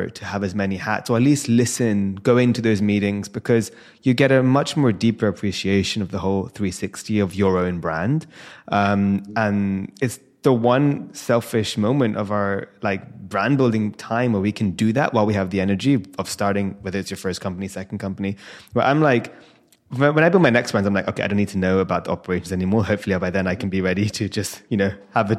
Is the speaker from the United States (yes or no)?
no; London, United Kingdom; born and raised in London